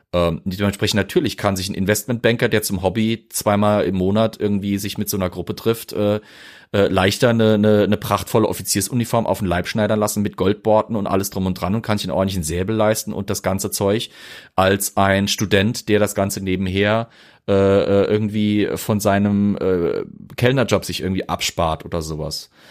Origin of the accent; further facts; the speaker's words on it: Germany; bei mir als Deutscher